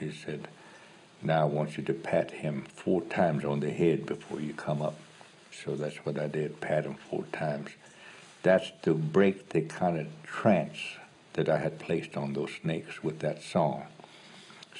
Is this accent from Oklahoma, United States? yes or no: yes; Oklahoma, United States; I'm from Oklahoma